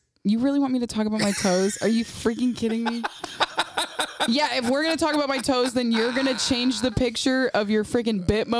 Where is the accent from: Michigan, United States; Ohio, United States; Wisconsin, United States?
Michigan, United States; Saginaw